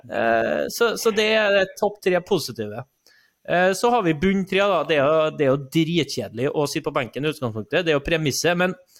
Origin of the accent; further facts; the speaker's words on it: Trondheim, Trøndelag, Norway; jeg er oppvokst i Trondheim